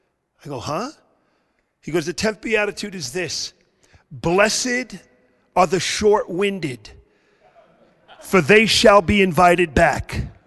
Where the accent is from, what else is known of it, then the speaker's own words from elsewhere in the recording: New York City, New York, United States; moved away as an adult; also born or lived in Tulsa, Oklahoma; now in Florida, United States; I grew up in Brooklyn, New York. I was a Boston Red Sox fan in Brooklyn, New York.